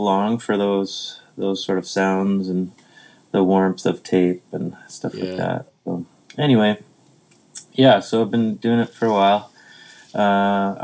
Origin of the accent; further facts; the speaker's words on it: Winnipeg, Manitoba, Canada; now in Vernon, Canada; growing up in Winnipeg